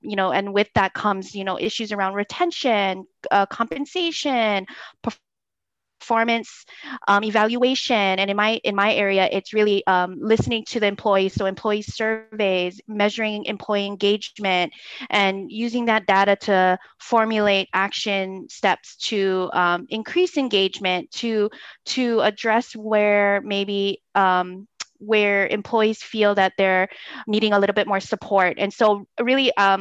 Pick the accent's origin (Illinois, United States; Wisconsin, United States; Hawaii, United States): Hawaii, United States; Oahu; I'm an island girl born and raised on Oahu through and through.